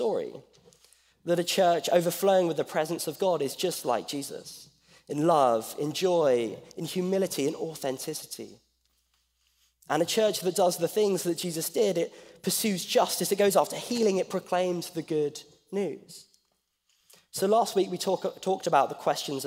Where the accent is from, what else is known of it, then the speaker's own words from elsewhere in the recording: England, United Kingdom; moved away as an adult; now in Pasadena, United States; I'm from England. I'm not from Australia